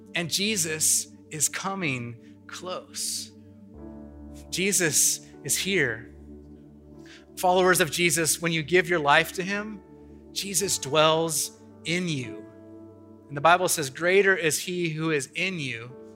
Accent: Kansas, United States; He actually came to my hometown. I have no idea why he came to the middle of Kansas

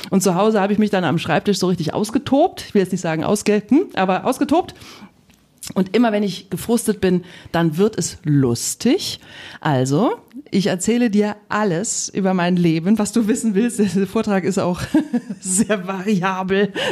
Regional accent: Rhineland, Germany; ich komme aus dem Rheinland.

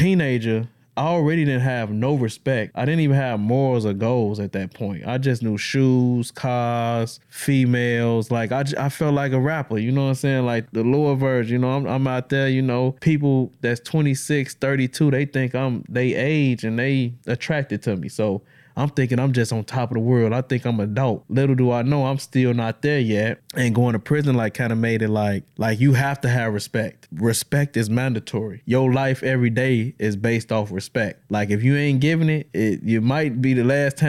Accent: Chicago, Illinois, United States; now in Madison, United States; I was born and raised in Chicago. I was blessed to be with a family that brought me down here to Madison, Wisconsin

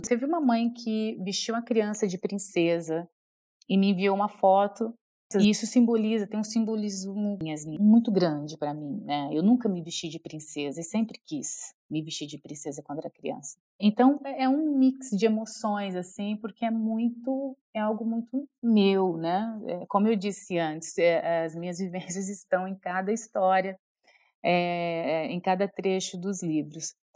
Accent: São Joaquim da Barra, São Paulo, Brazil; born or raised there; moved away

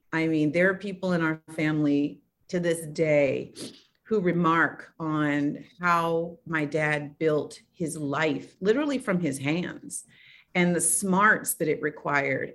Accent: Oakland, California, United States; I grew up in Oakland, California

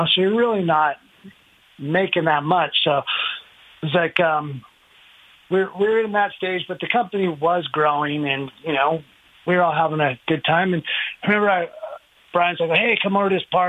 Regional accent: Temecula, California, United States; I came from Temecula when it was, like, really small

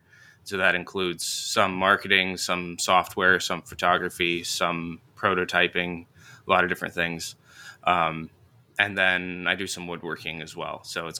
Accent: Indiana, United States; I grew up in Northern Indiana and, got married in 2017.

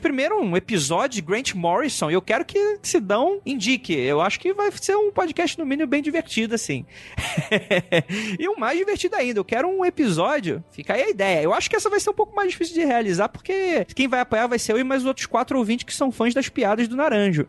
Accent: Rio de Janeiro, Brazil; now in São Paulo, Brazil; Sou do Rio

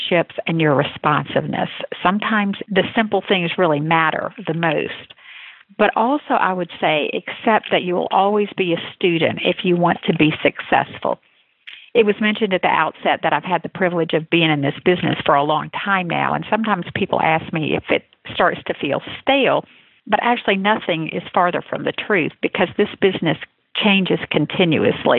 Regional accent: Atlanta, Georgia, United States; which I'm happy to say was in my hometown.

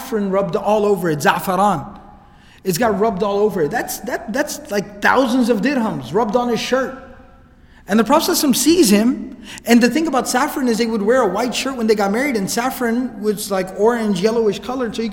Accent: Dallas, Texas, United States; I was born and raised here in Dallas.

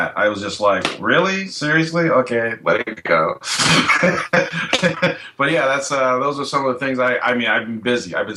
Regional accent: Oakland, California, United States; my city, Oakland

